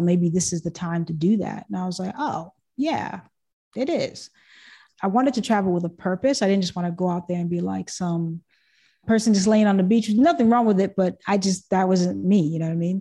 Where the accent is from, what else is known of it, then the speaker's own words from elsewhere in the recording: Boston, Massachusetts, United States; also born or lived in Haiti / Thailand / Japan; I was born and I was there until I was five years old, and that's when I came to the States. Grew up in Boston